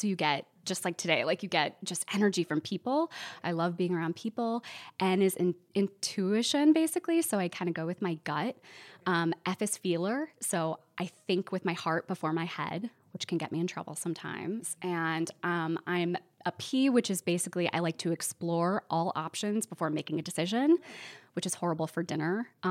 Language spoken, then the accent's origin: English; Glenview, Illinois, United States; when you're a Chicagoan, you have to be specific and say, like, I'm not from the city itself. I'm from the suburbs. So I grew up in a small suburb called Glenview.